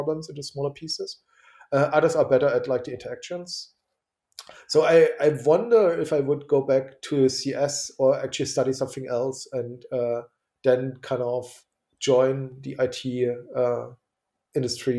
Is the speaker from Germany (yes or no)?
yes; eastern Germany, Germany; I'm from Eastern Germany, from behind the Iron Curtain